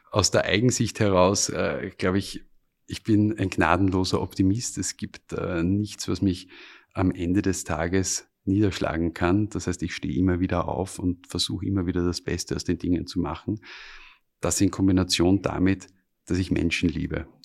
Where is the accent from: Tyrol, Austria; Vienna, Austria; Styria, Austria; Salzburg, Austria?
Styria, Austria; Ich bin äh, ursprünglich aus der Steiermark. Wir haben dort einen kleinen Bauernhof. Und äh, als Bub bist du natürlich auf der einen Seite fasziniert von den Traktoren